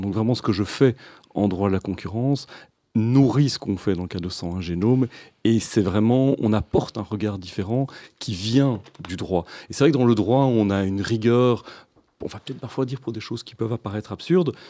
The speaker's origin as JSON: {"language": "French", "town": "Brussels", "region": "Brussels-Capital Region", "country": "Belgium", "tie": "born or raised there", "also_born_or_lived": "Louvain-la-Neuve / Scotland / Italy", "said": "je, suis né à Bruxelles, j'ai grandi à Bruxelles, à Scarbeck"}